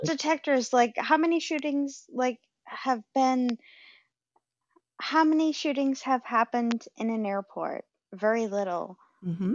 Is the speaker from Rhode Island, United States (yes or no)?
yes; Rhode Island, United States; I'm from Rhode Island, um, Providence Place Mall.